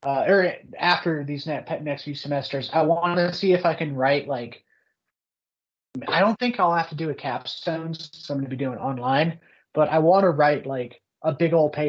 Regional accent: Oklahoma, United States; I'm from Oklahoma

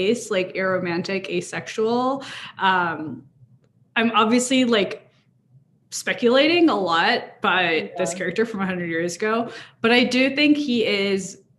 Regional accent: Wisconsin, United States; We're from Wisconsin.

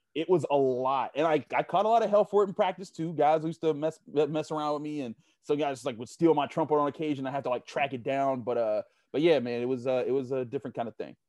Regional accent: Pittsburgh, Pennsylvania, United States; I grew up in Homewood, you know, on the Homewood Point Breeze fringe

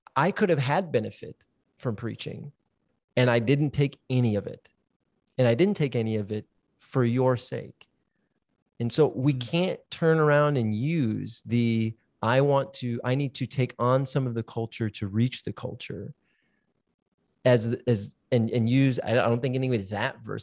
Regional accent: South Central Minnesota, United States; South Central Minnesota, where I grew up, where it's farming people.

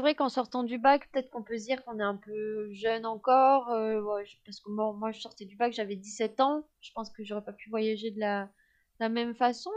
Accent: France; je suis française, je suis de l'Union européenne

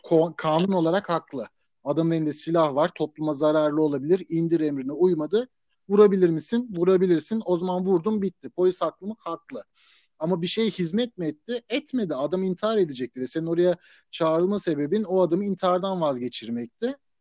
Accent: Turkey; moved away as an adult; also born or lived in United States; now in United Kingdom; ben Türk olduğum için

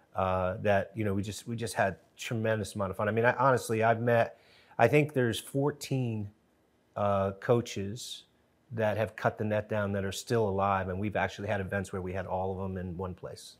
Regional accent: New Haven, Connecticut, United States; I grew up in Connecticut, uh, New Haven, Connecticut.

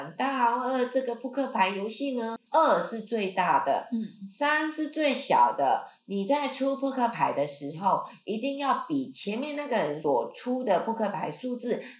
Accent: Taiwan; 我不是一般的台湾人，我是台湾的怪人。

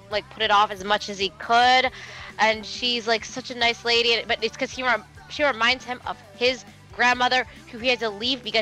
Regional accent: United States; I am from the Maryland, D.C., Virginia area.

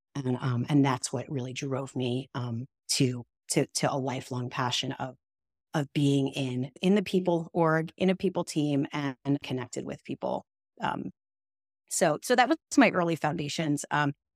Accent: New York, United States; accent: New York; I grew up in New York, which people can probably tell from the second they hear me speak, even though I've tried really hard to get rid of that New York vibe

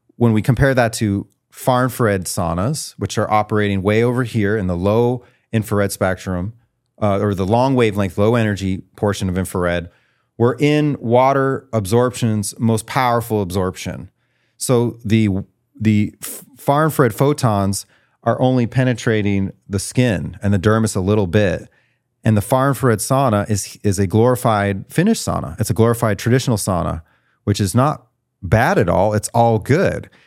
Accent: Great Falls, Montana, United States; moved away; also born or lived in Missouri; where I grew up was, uh, Great Falls, Montana

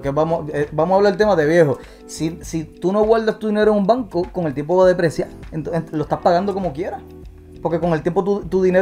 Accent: Puerto Rico; porque yo soy boricua

